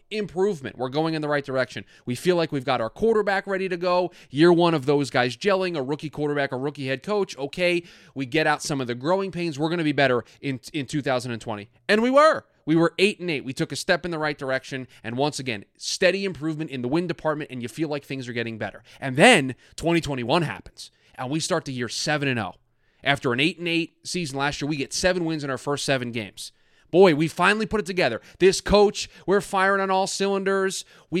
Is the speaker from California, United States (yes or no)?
no; New York, United States; now in Phoenix, United States; I'm originally from New York, I am based in Phoenix.